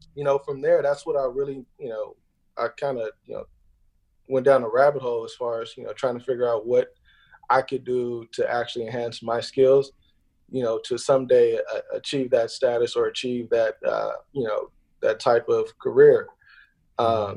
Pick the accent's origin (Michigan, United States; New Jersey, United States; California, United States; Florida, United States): California, United States; Inglewood; I grew up out in Los Angeles, uh, Inglewood to be specific